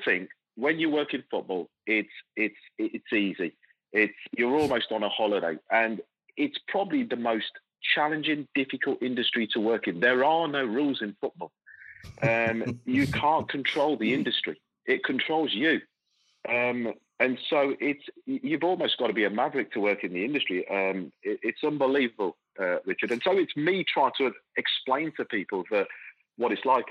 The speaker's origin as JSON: {"language": "English", "town": "Coventry", "region": "West Midlands", "country": "United Kingdom", "tie": "born or raised there", "said": "growing up in Coventry. I'm born and bred in in, in, in the in England"}